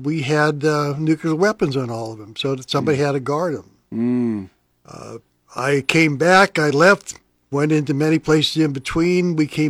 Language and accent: English; Pennsylvania, United States; I grew up... like I said, one of your Sunday school classes, about 20 miles from Penn State University in Pennsylvania.